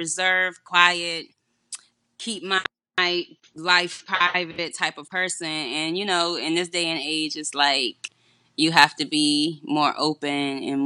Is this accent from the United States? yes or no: yes; Newport News, Virginia, United States; I'm from Newport News, Virginia